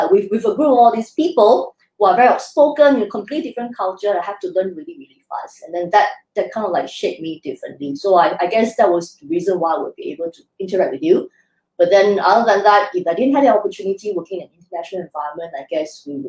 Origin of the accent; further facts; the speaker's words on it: Singapore; being Chinese Singaporean, I just grew up within my community.